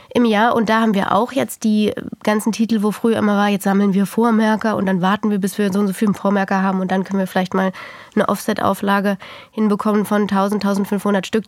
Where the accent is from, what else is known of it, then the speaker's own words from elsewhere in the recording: Germany; bei uns in Deutschland